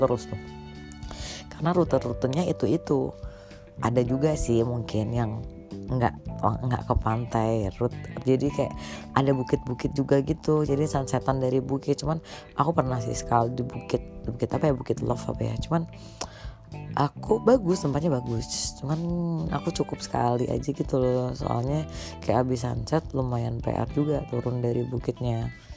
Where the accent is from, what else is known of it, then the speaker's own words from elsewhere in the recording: Karimunjawa, Central Java, Indonesia; kita-kita orang Karimun nih, di situ.